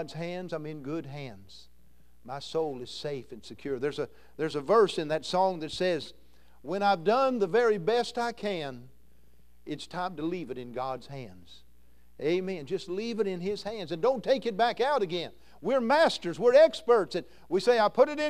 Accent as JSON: {"language": "English", "region": "Kentucky", "country": "United States", "said": "I'm from Kentucky"}